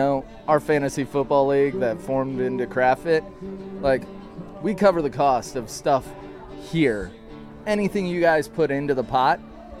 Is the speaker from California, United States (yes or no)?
no; Central Iowa, United States; I grew up in Central Iowa.